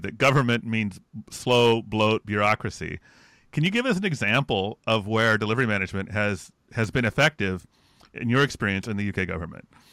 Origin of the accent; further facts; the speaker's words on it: United States; an American